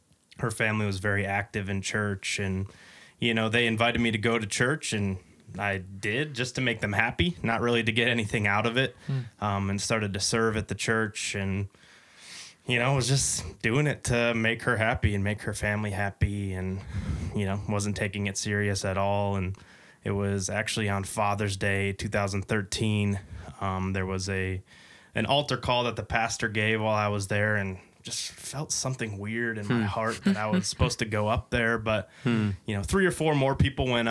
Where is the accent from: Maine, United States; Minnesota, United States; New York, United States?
Minnesota, United States; Lakeville; I was born and raised in Lakeville, Minnesota